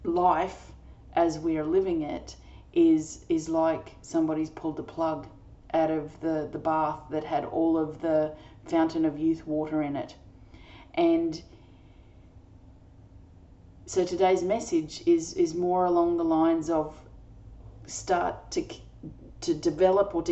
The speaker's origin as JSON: {"language": "English", "country": "Australia", "said": "I'm an Australian energy healer"}